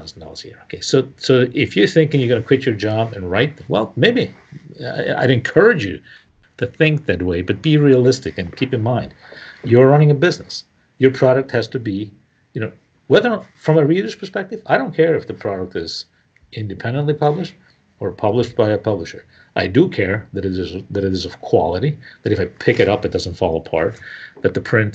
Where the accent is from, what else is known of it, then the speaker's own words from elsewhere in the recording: Italian-speaking part of Switzerland, Ticino, Switzerland; first language Italian; English is a second language; moved away; I grew up in the Italian-speaking part of Switzerland. I've been living here for 40 years